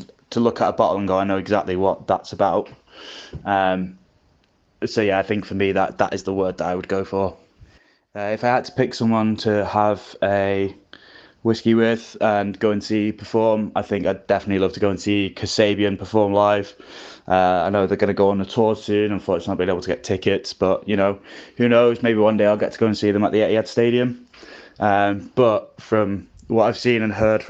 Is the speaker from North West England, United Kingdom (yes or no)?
yes; Manchester, North West England, United Kingdom; also born or lived in Northern Ireland; I'm Northern Irish born, but Manchester raised